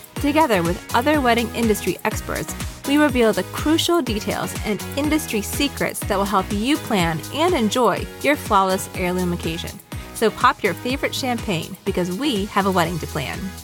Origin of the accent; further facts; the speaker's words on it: Southern Virginia, United States; moved away; I grew up in Southern Virginia